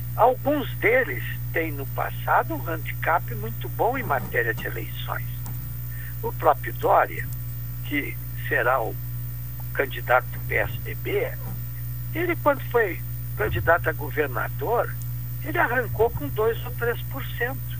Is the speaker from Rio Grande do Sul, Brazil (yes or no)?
yes; Pelotas, Rio Grande do Sul, Brazil; eu sou pelotense de nascimento